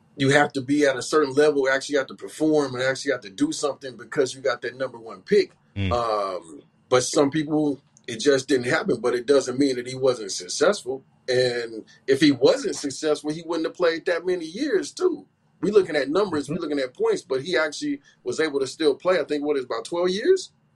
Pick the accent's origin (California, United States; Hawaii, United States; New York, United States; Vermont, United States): California, United States; Bay Area; I grew up in the Bay Area, so I go way back